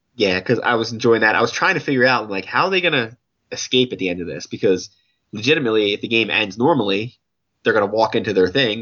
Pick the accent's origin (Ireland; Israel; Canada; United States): United States; an American point of view